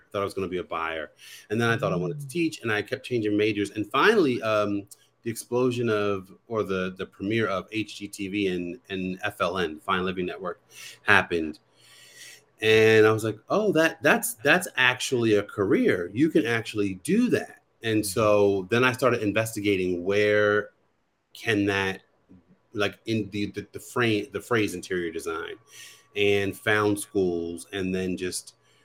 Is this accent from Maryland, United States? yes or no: yes; Baltimore, Maryland, United States; I'm from Baltimore